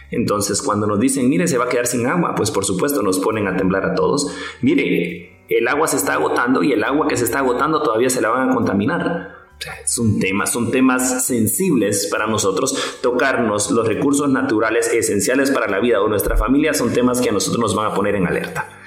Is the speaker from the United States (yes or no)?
no; Guatemala; Es que en Guatemala no se cumple la ley. Recordemos que quien la cumple somos nosotros, ¿sí? Somos los guatemaltecos.